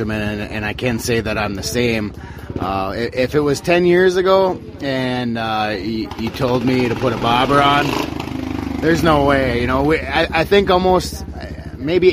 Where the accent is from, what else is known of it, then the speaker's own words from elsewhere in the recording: Cohasset, Minnesota, United States; I'm from Cohasset, which is just, it's right near Grand Rapids